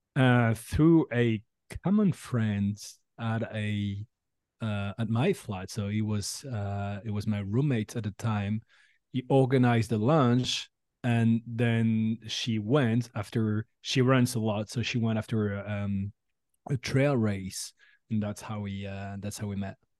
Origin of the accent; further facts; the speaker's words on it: France; English is a second language; moved away as an adult; also born or lived in San Francisco Bay Area, United States; now in San Francisco, United States; I'm from France originally, and I moved here a year ago